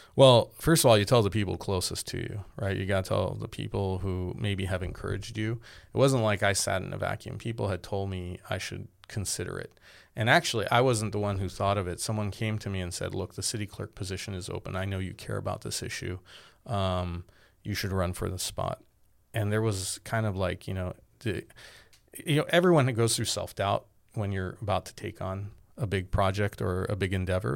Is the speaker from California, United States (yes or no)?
yes; Glendale, California, United States; also born or lived in Boston; I grew up in Glendale